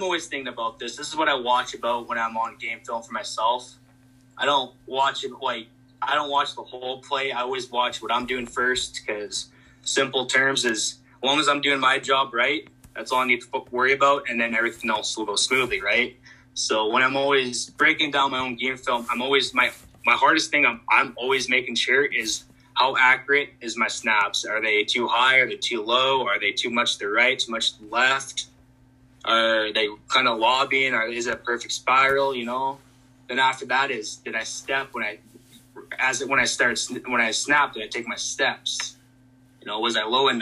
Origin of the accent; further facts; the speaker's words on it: Canada; growing up in Canada, it was always about hockey